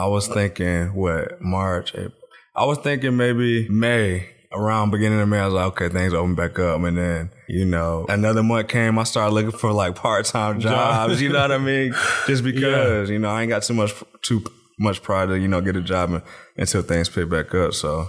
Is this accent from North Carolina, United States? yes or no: yes; North Carolina, United States; Well, I'm from the 252. I went to high school in the 252.